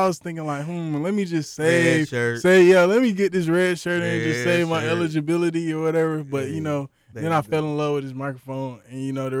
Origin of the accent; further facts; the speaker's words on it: Florida, United States; You know, I'm from Florida, Florida.